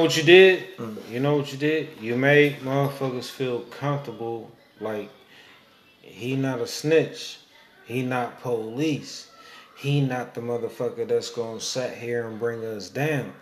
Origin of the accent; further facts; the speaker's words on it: Oakland, California, United States; I'm from East Oakland